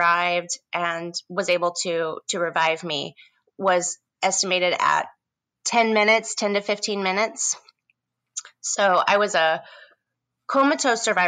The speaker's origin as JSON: {"language": "English", "region": "Indiana", "country": "United States", "also_born_or_lived": "Bloomington, Indiana", "moved": "as an adult", "lives_now": "San Francisco, United States", "said": "I'm originally from the Midwest in the state of Indiana"}